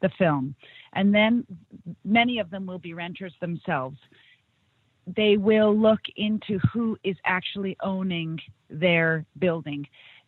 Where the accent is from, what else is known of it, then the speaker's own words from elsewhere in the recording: Canada; I'm Canadian